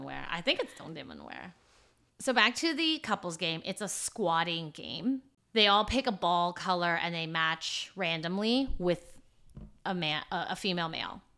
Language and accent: English; United States; I stood out, I think, as an American